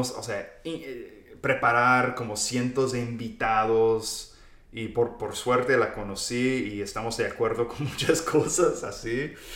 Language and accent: Spanish; central Texas, United States; Yo soy del centro de Texas, Texas.